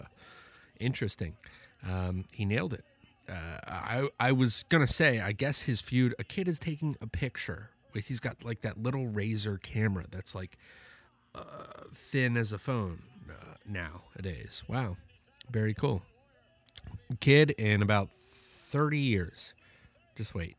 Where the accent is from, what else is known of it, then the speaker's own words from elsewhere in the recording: Midwest, United States; I'm from the Midwest